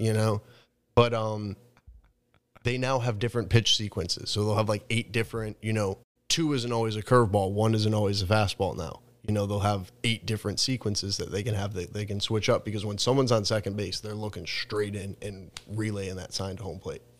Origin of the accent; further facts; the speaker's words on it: New England, United States; I don't have that growing up in New England.